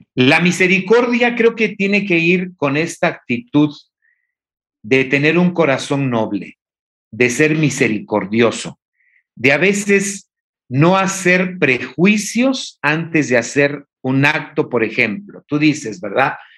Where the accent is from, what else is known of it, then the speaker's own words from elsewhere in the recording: Oaxaca, Mexico; yo que soy oaxaqueño